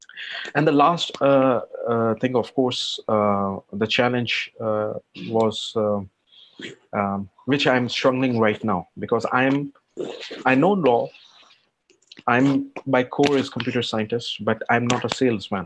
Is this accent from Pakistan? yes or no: yes; Pakistan; moved away as an adult; now in Luxembourg; I'm not European citizen, so I'm non-European, I'm from Pakistan